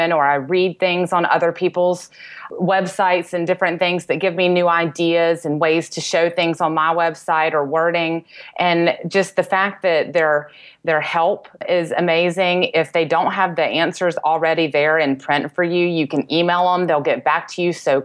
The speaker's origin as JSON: {"language": "English", "region": "North Carolina", "country": "United States", "moved": "as an adult", "lives_now": "Charleston, United States", "said": "I'm originally from North Carolina, moved to Charleston, South Carolina about 10 years ago"}